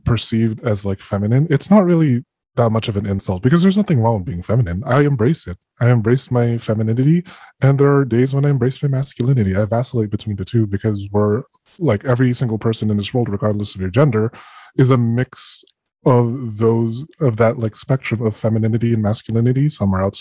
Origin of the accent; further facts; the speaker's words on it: Philippines; now in North America; being born and raised in the Philippines